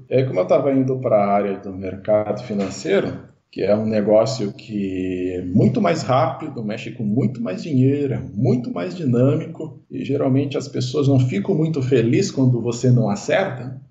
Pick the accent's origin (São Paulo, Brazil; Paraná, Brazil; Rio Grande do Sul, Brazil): Rio Grande do Sul, Brazil; Dom Feliciano; moved away as an adult; eu sou nascido no Rio Grande do Sul, numa cidadezinha chamada Dom Feliciano. Eu nasci e cresci essa cidadezinha